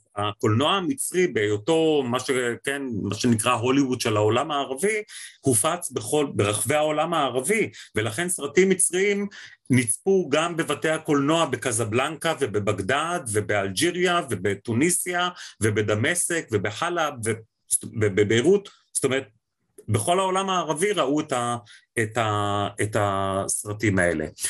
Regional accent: Israel; המקום שלנו כישראלים בתוך המזרח התיכון

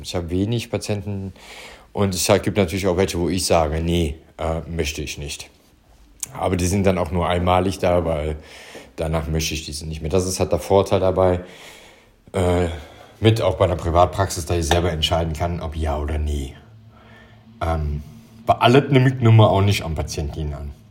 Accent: Stolberg, North Rhine-Westphalia, Germany; ich komme hier aus Stolberg, äh, Büßbach, also Stolberg hier im Rheinland. Äh, ja, nicht im Harz, sondern hier bei Aachen.

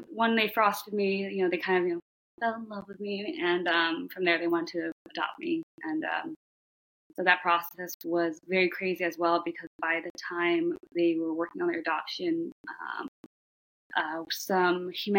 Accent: Shanghai, China; born there; I was born in Shanghai, China

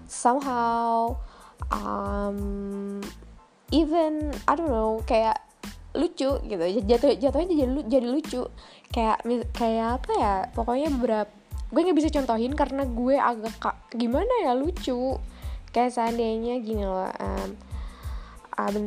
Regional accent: South Kalimantan, Indonesia; karena pribadi gue orang Banjar dan gue juga tahu bahas karena gue bahasa gue gitu kan

